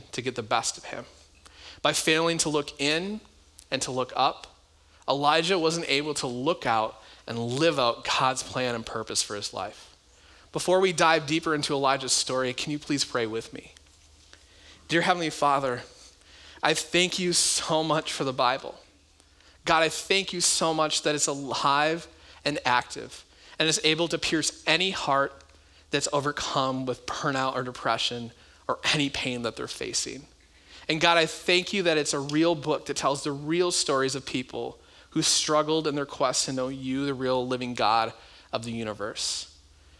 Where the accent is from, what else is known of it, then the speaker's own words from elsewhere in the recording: United States; America, our country